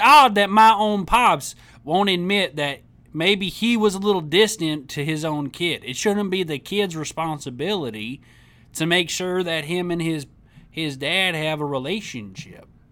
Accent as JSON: {"language": "English", "region": "Tennessee", "country": "United States", "tie": "born or raised there", "said": "I grew up in Tennessee."}